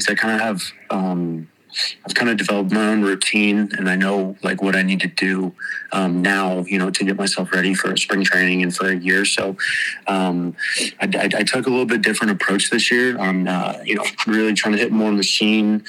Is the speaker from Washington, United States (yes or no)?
yes; Washington, United States; moved away; I grew up in Washington, so I'm used to 40 degree weather and cold